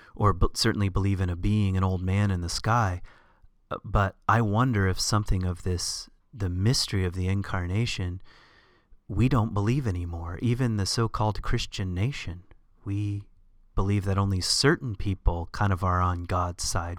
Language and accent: English; the South, United States; I grew up in the South